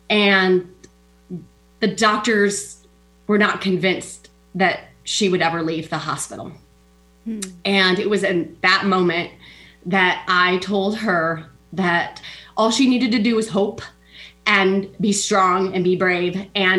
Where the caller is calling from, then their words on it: Des Moines, Iowa, United States; I'm in Iowa, Des Moines, Iowa.